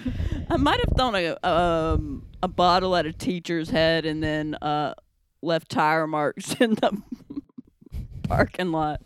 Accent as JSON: {"language": "English", "region": "North Carolina", "country": "United States", "accent": "southern", "moved": "yes", "lives_now": "New York, United States", "said": "I'm from North Carolina"}